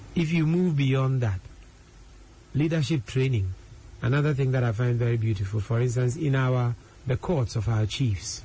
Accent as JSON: {"language": "English", "country": "Ghana", "said": "as a Ghanaian"}